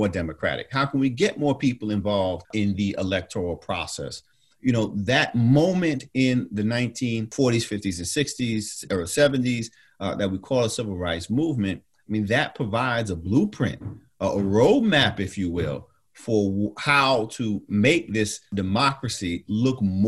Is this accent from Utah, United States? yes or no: no; New York City, New York, United States; moved away as an adult; also born or lived in Atlanta, Georgia; As a youngster growing up in New York